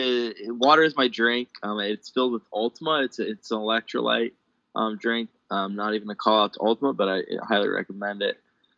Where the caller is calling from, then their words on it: Denver, North Carolina, United States; I'm calling in from Denver, North Carolina. I reside in Charlotte, North Carolina, but I am quarantining in Denver, North Carolina.